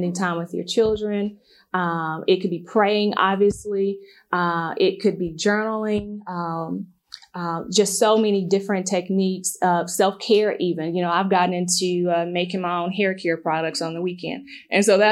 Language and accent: English; Memphis, Tennessee, United States; growing up in South Memphis